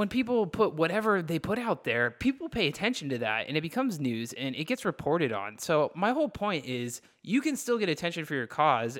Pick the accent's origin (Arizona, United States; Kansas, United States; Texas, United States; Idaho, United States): Texas, United States; I grew up in Texas